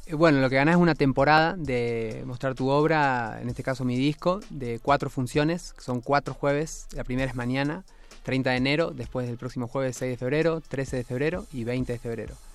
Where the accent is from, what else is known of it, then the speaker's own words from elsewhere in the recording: Argentina; moved away as an adult; now in Mexico; salí de Argentina porque gané un fomento del INAMU de Argentina